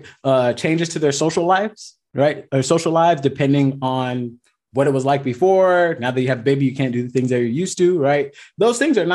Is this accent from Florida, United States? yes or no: yes; Miami, Florida, United States; moved away as an adult; now in Southern California, United States; I'm originally from Miami, Florida